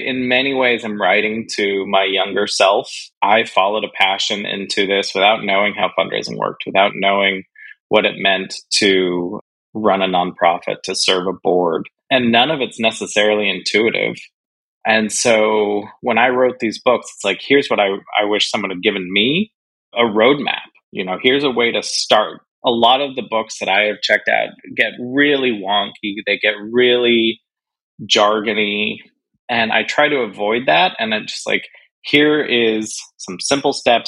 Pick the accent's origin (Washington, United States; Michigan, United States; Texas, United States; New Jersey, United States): Washington, United States; Tacoma; my hometown of Tacoma, Washington